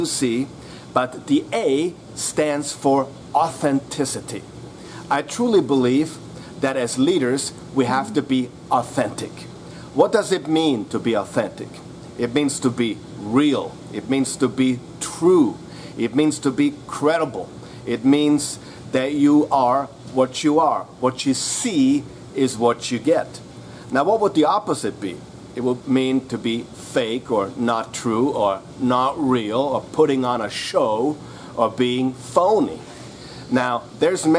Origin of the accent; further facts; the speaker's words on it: Vienna, Austria; I'm actually from Vienna, Austria